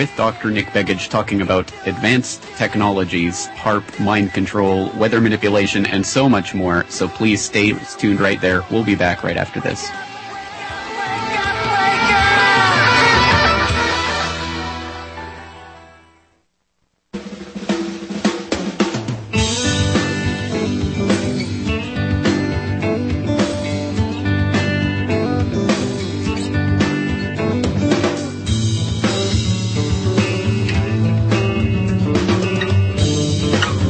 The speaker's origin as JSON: {"language": "English", "country": "Canada", "said": "as a Canadian"}